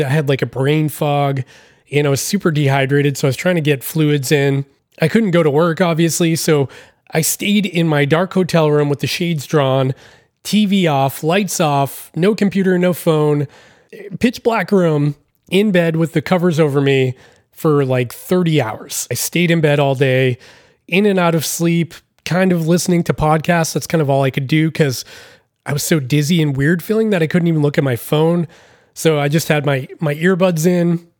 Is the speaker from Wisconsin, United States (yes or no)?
no; Massachusetts, United States; I'm from the East Coast, I'm from Massachusetts